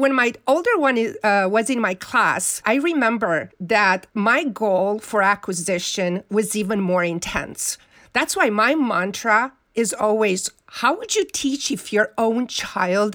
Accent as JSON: {"language": "English", "country": "Romania", "tie": "born or raised there", "moved": "yes", "said": "growing up in Romania, we didn't have books"}